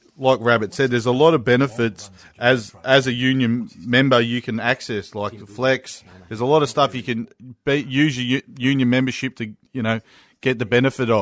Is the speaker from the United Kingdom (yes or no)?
no; Victoria, Australia; I'm from Victoria